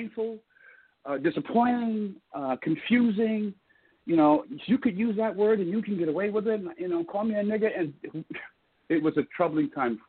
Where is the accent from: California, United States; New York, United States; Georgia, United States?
Georgia, United States; Columbus; And we left Germany, and I came back to Columbus, Georgia, which is my hometown where I was born, which is in the South.